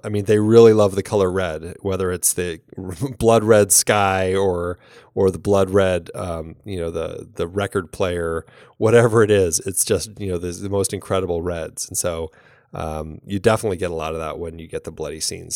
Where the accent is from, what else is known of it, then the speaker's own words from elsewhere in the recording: Ireland; as an Irish woman